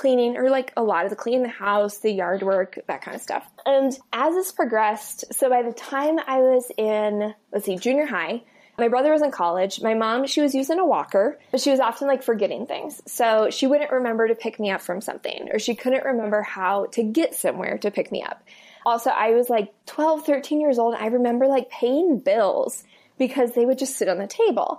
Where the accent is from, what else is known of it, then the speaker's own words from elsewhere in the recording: Iowa, United States; moved away as an adult; also born or lived in Colorado; I grew up in Iowa, Midwest